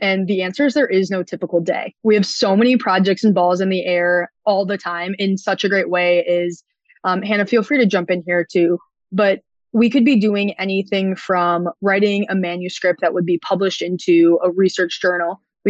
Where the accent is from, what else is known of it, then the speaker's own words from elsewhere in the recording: Minnesota, United States; So I come from Minnesota, the state of hockey.